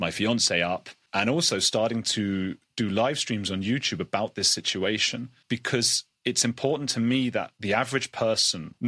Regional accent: United Kingdom; being British

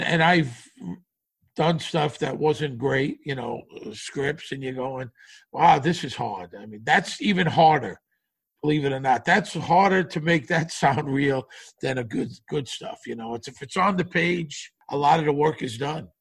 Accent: New York City, New York, United States; moved away as an adult; also born or lived in Las Vegas / Los Angeles; I grew up in Brooklyn, but I left in like 1979

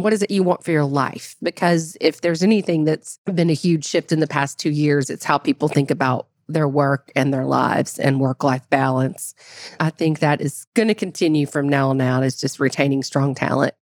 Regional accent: United States; as an American

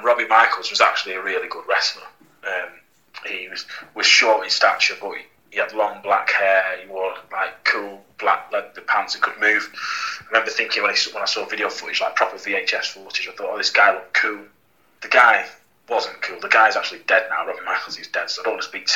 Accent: Blackpool, North West England, United Kingdom; I'm from Blackpool

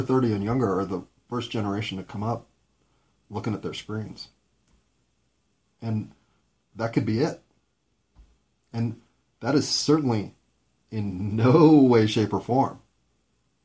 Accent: United States; I'm an American

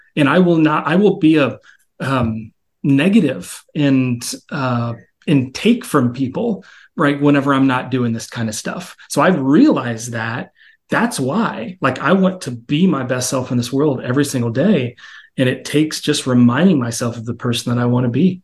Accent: Texas, United States; I grew up in Texas

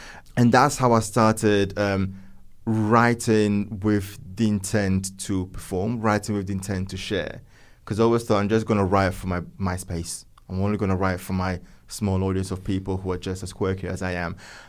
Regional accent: northern Italy, Italy; I was born and raised in Northern Italy, where everything around me was poetry, literature, architecture, the arts.

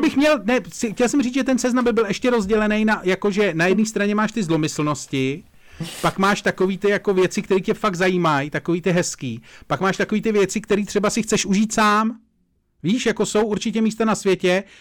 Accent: Czechia; já jsem přízemní Čech

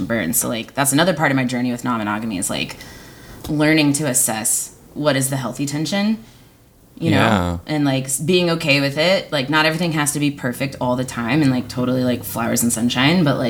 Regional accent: Texas, United States; moved away as an adult; now in Seattle, United States; growing up in Texas and growing up queer

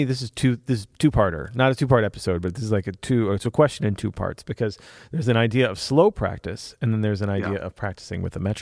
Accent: Italy; I'm from Italy.

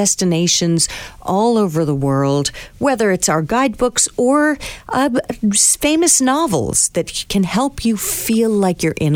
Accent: New York City, New York, United States; being a New Yorker

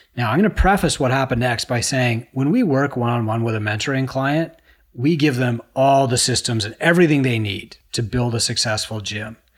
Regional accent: Canada; I'm a Canadian

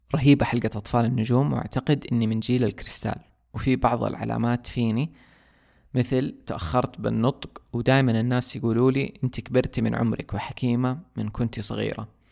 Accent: Saudi Arabia; عندنا في السعودية

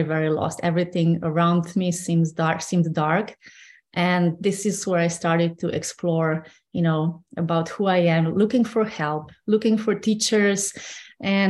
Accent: Slovenia; moved away as an adult; I grew up in Slovenia, yes. And until I was 26 or so, I lived in Slovenia

